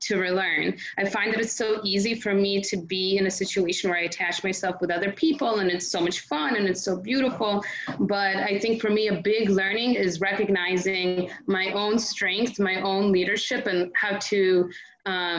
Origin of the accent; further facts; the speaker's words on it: Belarus; first language Russian; English is a second language; moved away; I was born in Belarus, so that was my first language.